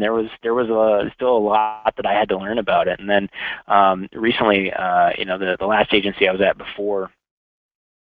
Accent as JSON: {"language": "English", "region": "Central Maine", "country": "United States", "moved": "as an adult", "lives_now": "Minneapolis, United States", "said": "I'm from New England originally, so I'm from Central Maine."}